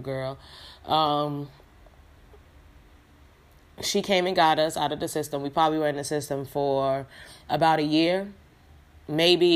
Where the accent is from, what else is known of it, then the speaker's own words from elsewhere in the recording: New York City, New York, United States; also born or lived in Yonkers, New York; I was born and, raised in Brooklyn, New York, whatever. I grew up in the Fort Greene, but I was raised in a Star. That's Bed-Stuy, Brooklyn